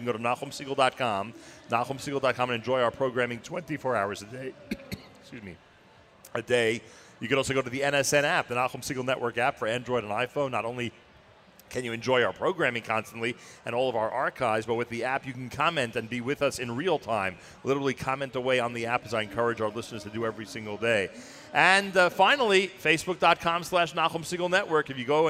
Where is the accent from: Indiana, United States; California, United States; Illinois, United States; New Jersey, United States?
New Jersey, United States; MetroWest; That's where I grew up. I grew up in Metro West.